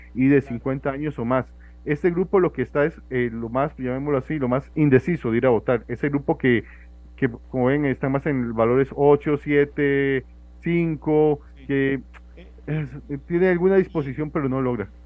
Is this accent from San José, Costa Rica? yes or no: no; Alajuela, Costa Rica; yo, soy de Alajuela, yo voto en Alajuela